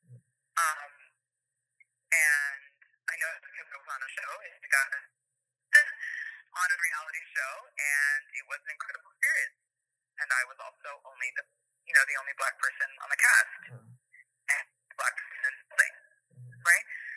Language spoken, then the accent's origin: English; Canada; I'm Canadian